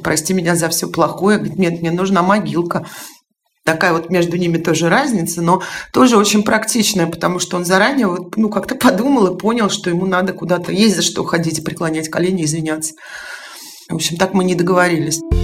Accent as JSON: {"language": "Russian", "town": "Tallinn", "region": "Harju County", "country": "Estonia", "tie": "born or raised there", "moved": "yes", "said": "в Эстонии, в Таллине, откуда я родом"}